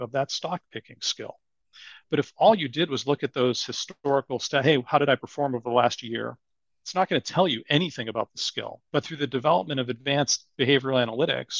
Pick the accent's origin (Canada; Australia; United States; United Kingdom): United States; Boston, Massachusetts; accent: Boston; my Boston accent